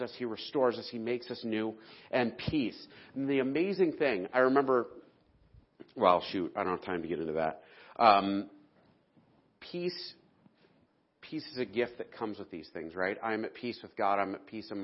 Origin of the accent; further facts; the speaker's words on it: the South, United States; moved away; I'm a Southerner